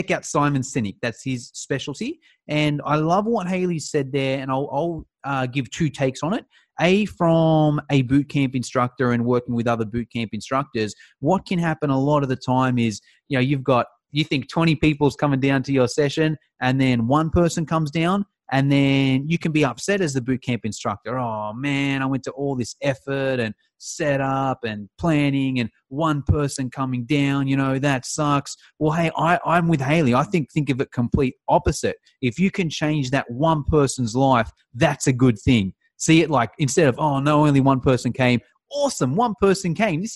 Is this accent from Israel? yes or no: no; Sydney, New South Wales, Australia; I'm from Sydney.